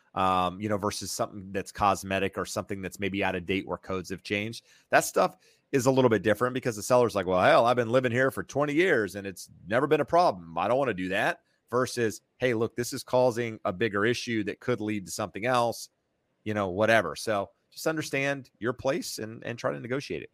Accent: North Carolina, United States; moved away as an adult; now in California, United States; I'm from North Carolina. Uh, graduated college, moved to, uh, to California

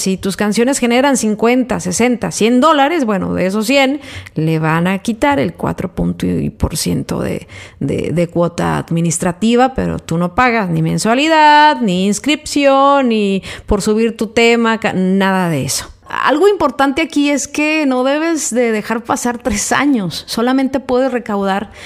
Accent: Mexico; soy mexicana

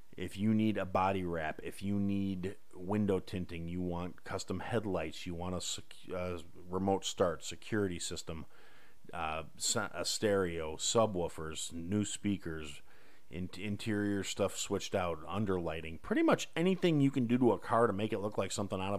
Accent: Kenosha, Wisconsin, United States; my hometown, recently in the news due to a lot of really rotten reasons. Kenosha, Wisconsin

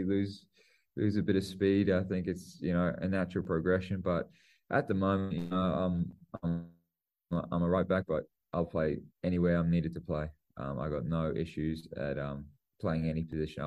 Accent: New Zealand; I'm a Kiwi

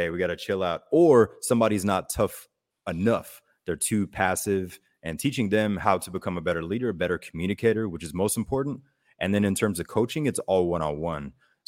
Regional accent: Germany; And my mother was German, or my mother is German. We grew up in Germany.

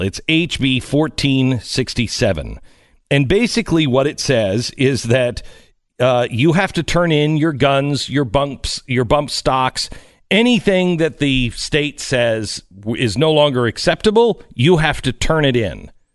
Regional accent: Pacific Northwest, United States; ten years old and uh, growing up in the Pacific Northwest

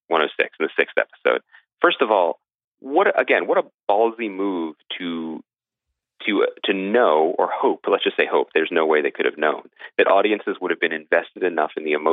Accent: United States; being an American audience

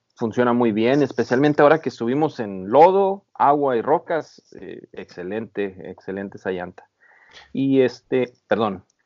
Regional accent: Baja California, Mexico; moved away as an adult; now in San Diego, United States; yo soy originario de Baja California

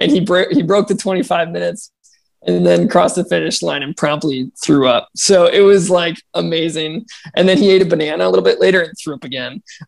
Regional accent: Sheboygan, Wisconsin, United States; also born or lived in Madison, Wisconsin; my first race ever was a 5 mile race in my hometown in Sheboygan along the lake.

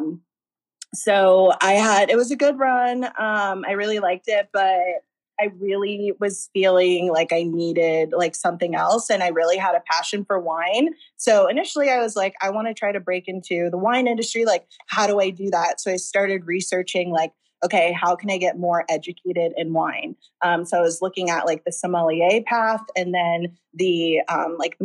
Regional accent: Tampa, Florida, United States; moved away as an adult; now in Los Angeles, United States; I'm from Florida, Tampa, Florida, born and raised

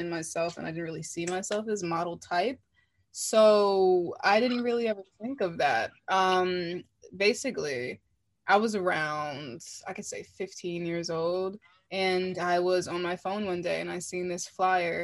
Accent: Washington, District of Columbia, United States; I'm from Washington, D.C.

